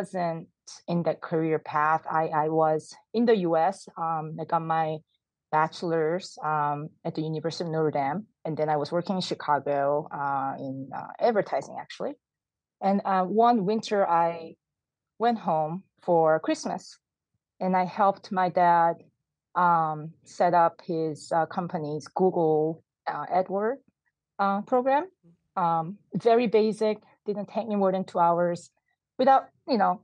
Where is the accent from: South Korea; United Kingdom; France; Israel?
South Korea; now in California, United States; I was born and I grew up in South Korea